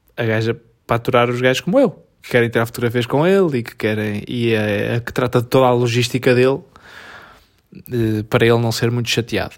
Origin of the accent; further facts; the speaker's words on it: Portugal; nós somos tugas